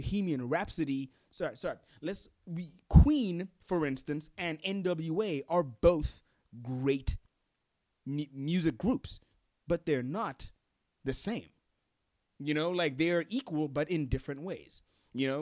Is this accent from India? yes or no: no; Gaborone, South-East District, Botswana; I am from Botswana. That I was born here in Gaborone, and I currently live here in Gaborone, Botswana.